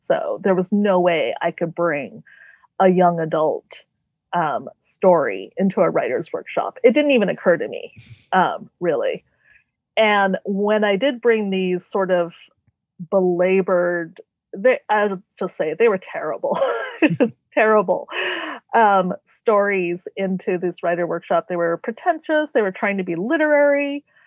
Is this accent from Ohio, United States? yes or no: no; Renton, Washington, United States; also born or lived in Tacoma, Washington; I am from a suburb of Seattle uh, called Renton, and I was born in Tacoma, Washington, so I'm one of the few Washingtonians.